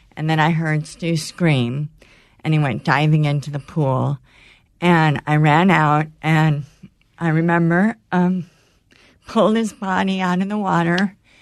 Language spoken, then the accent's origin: English; California, United States; born or raised there; moved away